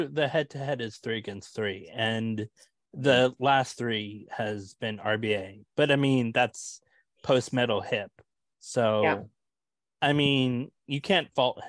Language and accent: English; United States; I'm an American.